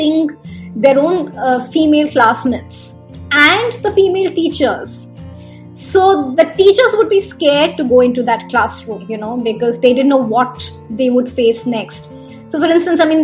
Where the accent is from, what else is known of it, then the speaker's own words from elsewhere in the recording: Bihar, India; I grew up in Bihar, and there they say thetar